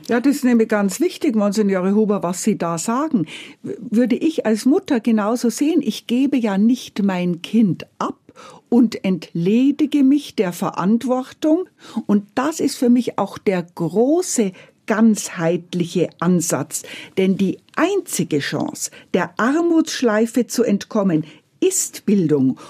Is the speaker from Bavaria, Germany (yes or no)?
yes; Bavaria, Germany; mein bayerisches Herz